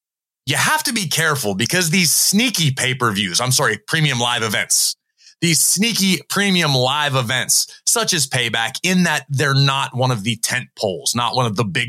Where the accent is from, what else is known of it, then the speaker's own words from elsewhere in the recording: Pittsburgh, Pennsylvania, United States; my hometown. The Steel City